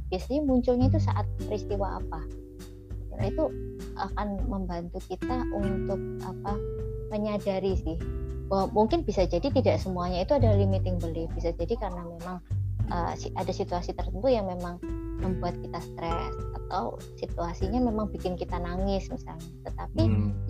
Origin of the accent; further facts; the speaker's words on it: Java, Indonesia; Indonesian is a second language; aku kan orang Jawa nanti ngomong bahasa Inggrisnya masa bahasa Inggris medok deh